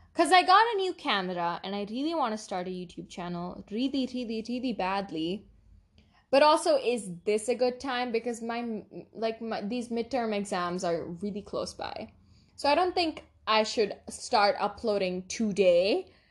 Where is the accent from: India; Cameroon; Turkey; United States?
India; we're Indian. I mean, we, we live in India